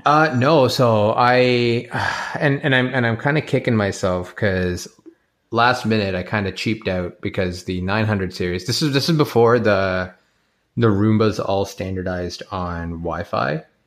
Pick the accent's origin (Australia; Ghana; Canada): Canada; as a Canadian